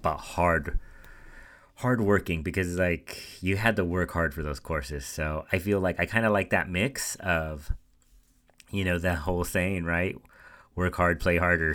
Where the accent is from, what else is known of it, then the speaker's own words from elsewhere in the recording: Central Valley, California, United States; moved away as an adult; also born or lived in Santa Barbara; I was coming from the Central Valley where we had a diverse uh, population